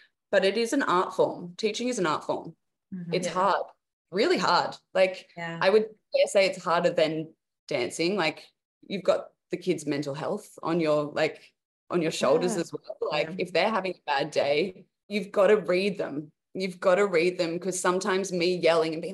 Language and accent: English; Newcastle, New South Wales, Australia; also born or lived in Sydney; I was from Newcastle, which is 2 hours out of Sydney, and I would travel every day to go to the academy, like, and I did my high school education there.